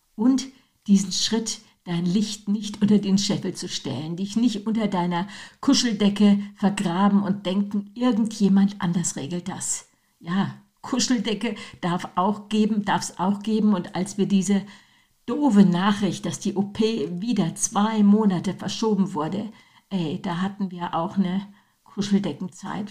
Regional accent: Germany; wir Deutsche

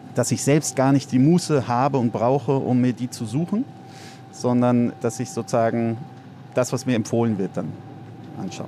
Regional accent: Heidelberg, Baden-Württemberg, Germany; moved away as an adult; also born or lived in Cape Town; now in Berlin, Germany; in Heidelberg, wo ich aufgewachsen bin

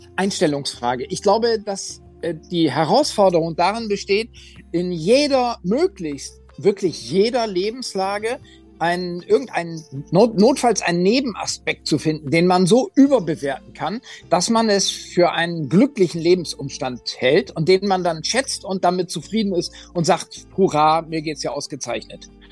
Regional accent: Oldenburg, Lower Saxony, Germany; meiner Heimatstadt Oldenburg

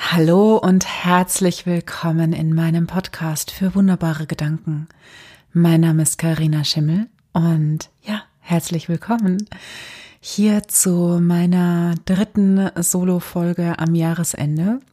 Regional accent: Germany; gerade hier bei uns in Deutschland

